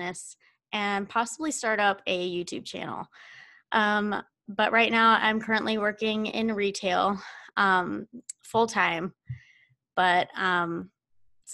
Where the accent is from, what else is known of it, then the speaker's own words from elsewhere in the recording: Oklahoma, United States; moved away as an adult; now in Ohio, United States; I am actually originally from Oklahoma. I met my boyfriend online, and I ended up moving to Ohio